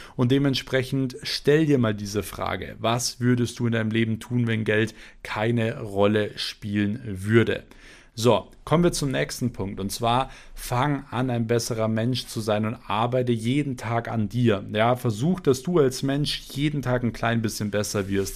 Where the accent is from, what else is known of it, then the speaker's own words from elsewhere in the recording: Germany; bei uns in Deutschland